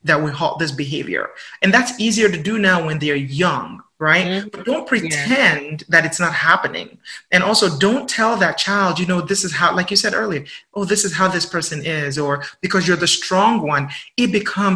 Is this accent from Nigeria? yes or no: yes; Nigeria; accent: Nigerian; also born or lived in England; now in United States; I'm from Nigeria and then we live in England and then I live in the United States.